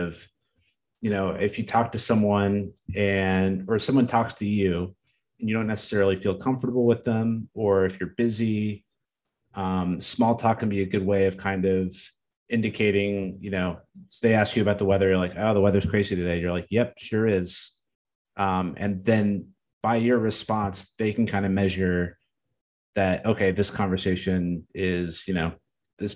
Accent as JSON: {"language": "English", "region": "New Jersey", "country": "United States", "tie": "born or raised there", "said": "I grew up in Jersey."}